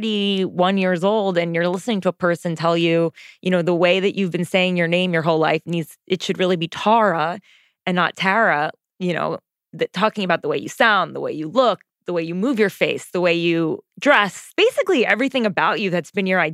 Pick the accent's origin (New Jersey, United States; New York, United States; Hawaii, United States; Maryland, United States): New Jersey, United States; accent: Jersey; I sound like I'm from Jersey